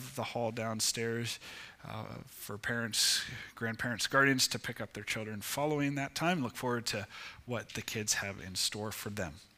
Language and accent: English; Ohio, United States; moved away; I grew up in Ohio